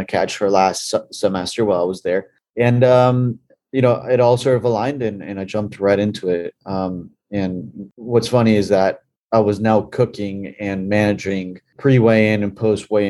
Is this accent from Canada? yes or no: no; Bolivia; moved away; Growing up in Bolivia, in South America